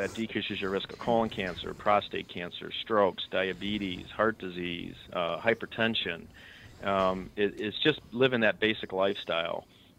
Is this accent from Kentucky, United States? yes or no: no; Chicago, Illinois, United States; I'm from Chicago. There's a thing called a blanket party in Chicago where you don't like someone, you throw a blanket over them, everybody hits them with sticks and stuff.